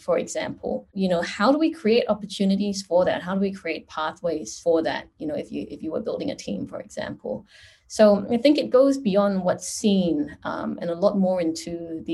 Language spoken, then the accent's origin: English; Singapore; moved away as an adult; now in Australia; And so I am from Singapore. I grew up in Singapore and came to Australia almost 20 years ago